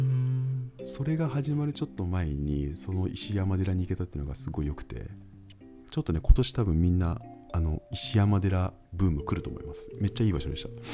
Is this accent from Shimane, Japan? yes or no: yes; Unnan, Shimane, Japan; 僕の地元の、あの、島根県雲南市で